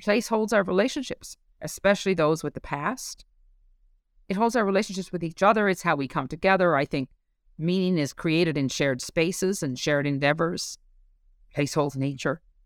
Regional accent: Newfoundland and Labrador, Canada; moved away as an adult; as a Newfoundlander

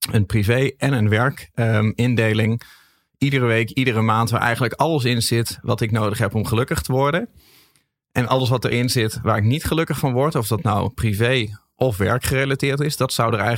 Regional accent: Groningen, Netherlands; ben een Groninger.

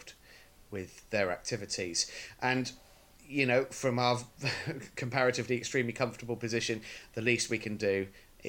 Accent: United Kingdom; speaking as British people

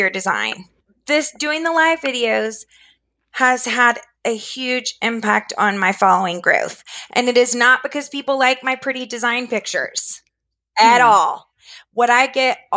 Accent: Florida, United States; moved away as an adult; now in Richmond, United States; I was raised in Florida, but my parents are from Georgia and North Carolina. So, and I'm living in Virginia now

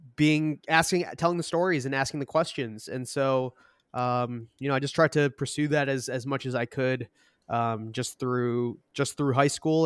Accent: Boston, Massachusetts, United States; also born or lived in Seoul, South Korea / Malden, Massachusetts / Brookline, Massachusetts; we grew up in Boston

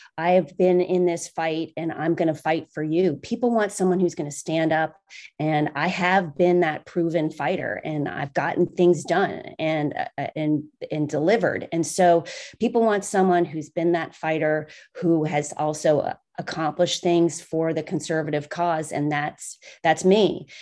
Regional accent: Cincinnati, Ohio, United States; I grew up in Cincinnati

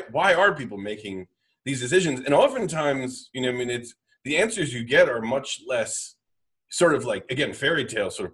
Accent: United States; I grew up, you know, as an American

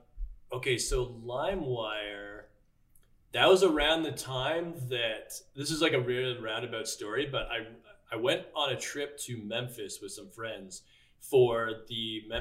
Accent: Toronto, Ontario, Canada; so I grew up in Scarborough, which is like, you know, East Toronto.

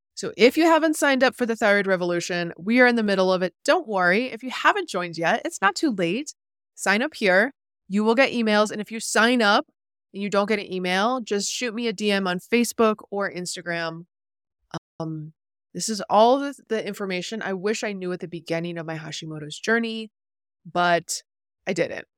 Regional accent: New York, United States; I'm a New Yorker at heart

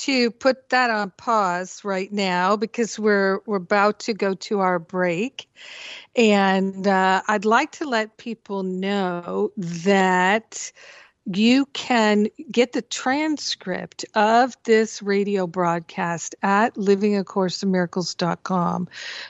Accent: Rhode Island, United States; moved away; also born or lived in Boston; I grew up in Rhode Island and went to college in Boston.

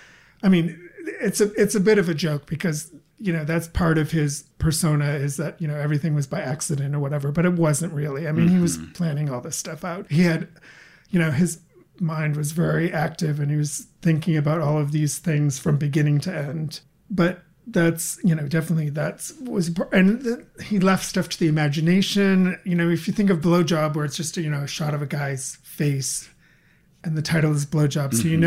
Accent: Bangor, Maine, United States; growing up in Bangor, you know, without the internet, without cable TV and all

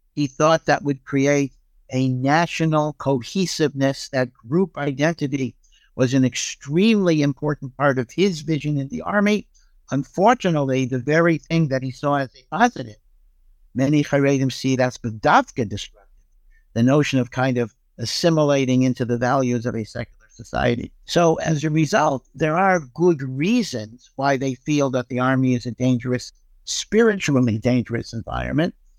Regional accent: Hartford, Connecticut, United States; I grew up in Hartford, Connecticut, which was a small Orthodox community

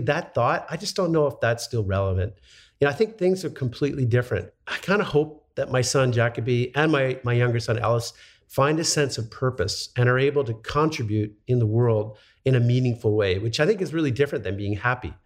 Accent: Montreal, Quebec, Canada; I grew up in Montreal, so I know how to say Gagne.

